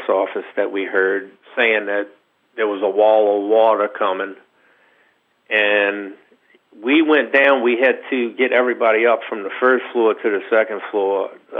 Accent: New Orleans, Louisiana, United States; also born or lived in St. Bernard Parish, Louisiana; I grew up in New Orleans, right off of Canal Street

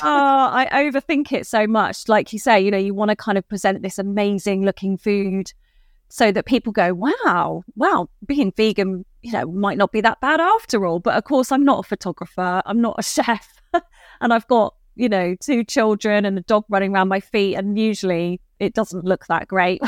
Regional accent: Dorset, South West England, United Kingdom; also born or lived in Bristol; I grew up in Dorset and then, um, lived in Bristol for about sixteen years of after uni.

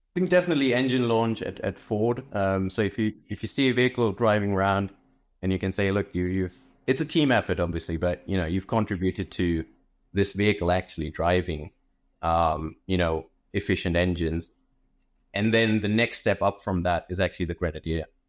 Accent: Germany; also born or lived in India / London; I grew up in Germany, originally from India

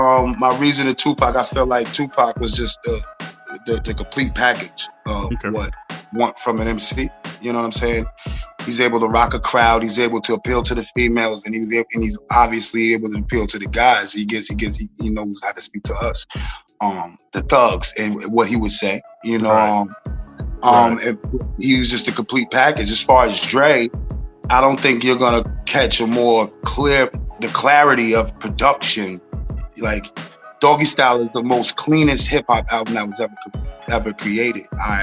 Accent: South Huntington, New York, United States; I'm from South Huntington, Long Island, New York.

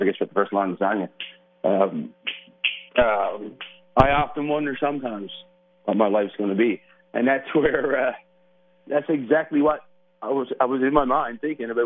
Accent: Burin Peninsula, Newfoundland and Labrador, Canada; I'm originally from the Burin Peninsula, which is the south coast of Newfoundland, at a place called John de Bay, which is a little town.

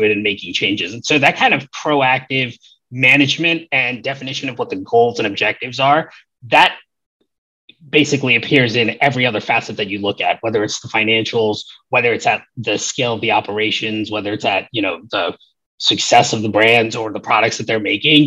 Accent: New York City, New York, United States; moved away as an adult; now in Los Angeles, United States; I grew up in the Bronx in New York, and, you know, I lived there from 1988 to 2013

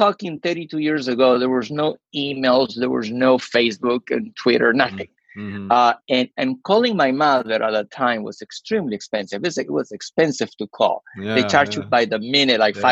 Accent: Peru; moved away as an adult; now in United States; we had growing up in Peru

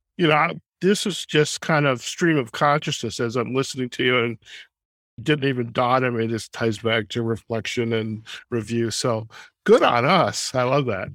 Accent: Detroit suburbs, Michigan, United States; moved away; also born or lived in Chicago; growing up in the Detroit suburbs

